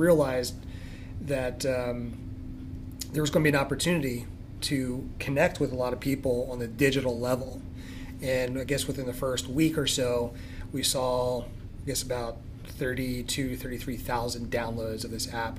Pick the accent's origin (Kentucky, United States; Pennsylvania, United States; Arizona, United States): Pennsylvania, United States; Philadelphia; moved away as an adult; also born or lived in Limerick, Pennsylvania; now in Douglasville, United States; Originally from Philadelphia. You know, 28 years there. Grew up in northeast Philadelphia, Olney